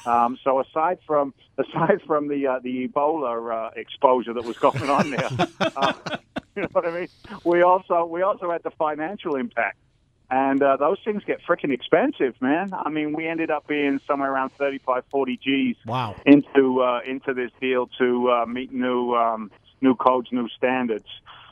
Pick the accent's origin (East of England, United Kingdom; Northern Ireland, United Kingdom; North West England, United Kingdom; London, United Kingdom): London, United Kingdom; accent: Cockney; also born or lived in New York City, United States / Wheeling, United States; I was born in London. I'm actually a Cockney, my old China.